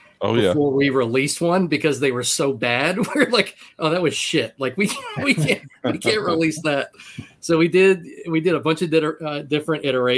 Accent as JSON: {"language": "English", "town": "Baltimore", "region": "Maryland", "country": "United States", "tie": "born or raised there", "said": "they're my hometown team"}